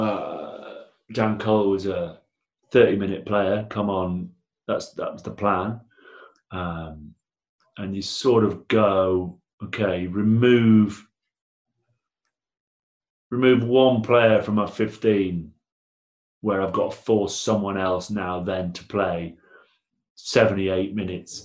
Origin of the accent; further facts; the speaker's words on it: Blackburn, North West England, United Kingdom; I'm from Blackburn.